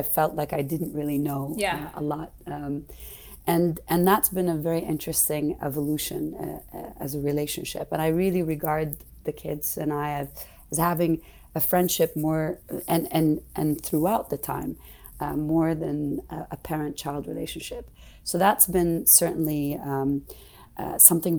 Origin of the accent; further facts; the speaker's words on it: Saudi Arabia; growing up in Saudi, I wanted to become a doctor